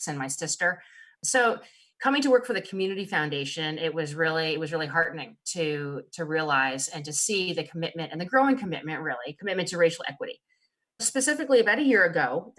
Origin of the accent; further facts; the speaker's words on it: East Coast, United States; moved away as an adult; now in Snohomish County, United States; After growing up in the East Coast